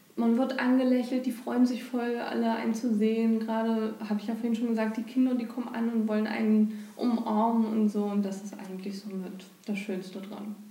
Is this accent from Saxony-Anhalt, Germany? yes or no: yes; Bernburg, Saxony-Anhalt, Germany; bin hier geboren und hier aufgewachsen und lebe auch hier